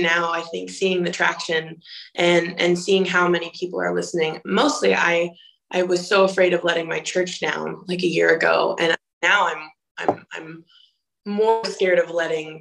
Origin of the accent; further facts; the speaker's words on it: Boise, Idaho, United States; moved away; I'm from Boise, Idaho.